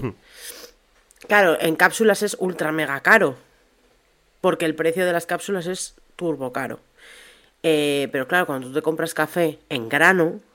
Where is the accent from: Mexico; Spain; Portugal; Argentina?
Spain; Segovia, Castile and León; A mí de pequeña me encantaban en Segovia